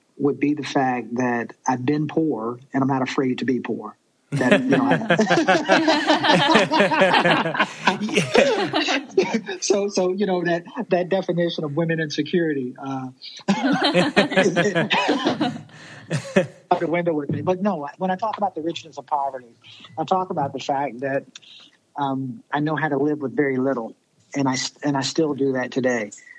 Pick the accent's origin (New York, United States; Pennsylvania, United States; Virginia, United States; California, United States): Virginia, United States; I'm from Virginia